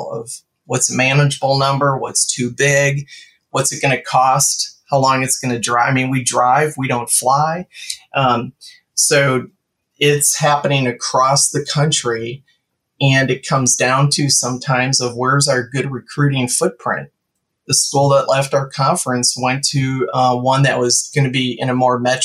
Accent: Wisconsin, United States; I grew up in Wisconsin

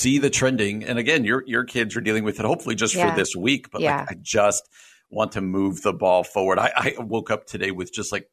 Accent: United States; we as Americans and as American adults

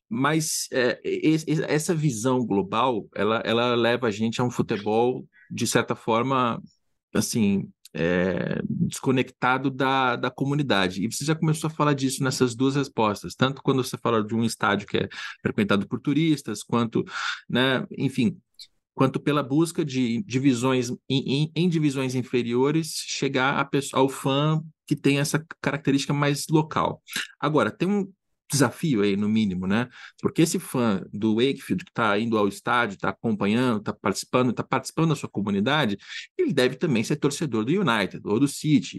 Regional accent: Brazil; moved away; quando a gente mora fora do Brasil

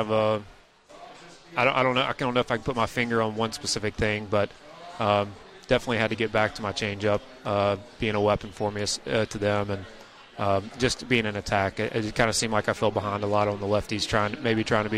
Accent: Mississippi, United States; I'm from Mississippi. Growing up going to Cardinals and Braves games

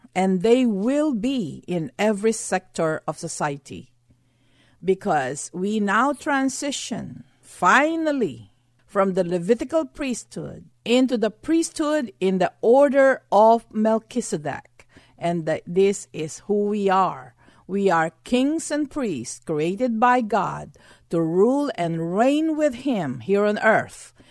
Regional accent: Texas, United States; being a Texan, I had to have a red pickup truck

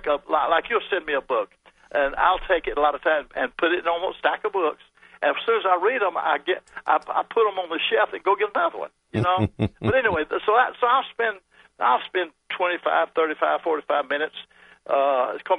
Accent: Birmingham, Alabama, United States; I grew up in Birmingham

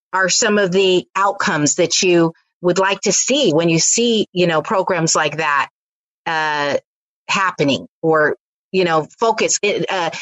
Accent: Bay Area, California, United States; I grew up in the Bay Area

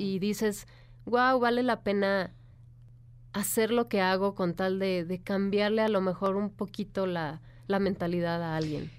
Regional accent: Michoacán, Mexico; moved away; yo que soy de Michoacán

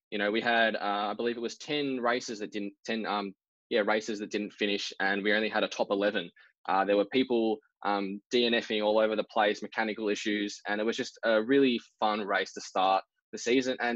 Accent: Victoria, Australia; how much we have here in Victoria, and you know, growing up here

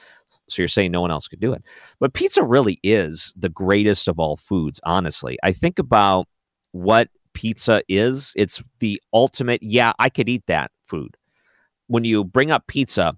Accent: Detroit, Michigan, United States; now in St. Louis, United States; growing up because it was on every corner in Detroit

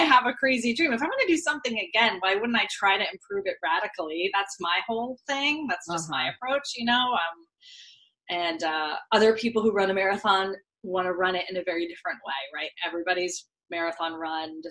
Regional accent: Vermont, United States; I grew up in Vermont

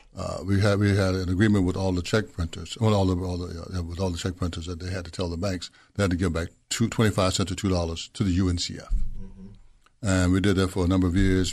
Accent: Memphis, Tennessee, United States; I'm from Memphis, Tennessee. Grew up there

